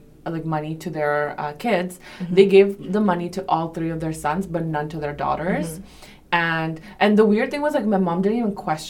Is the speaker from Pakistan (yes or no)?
yes; Pakistan; But I think traditionally, like I come from Pakistan, right? So South Asian families.